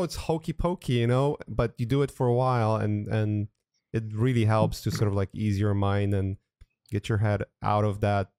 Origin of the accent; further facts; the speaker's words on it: Poland; now in United States; I'm originally from Poland and I haven't been in Europe for years now. But I remember when I came to United States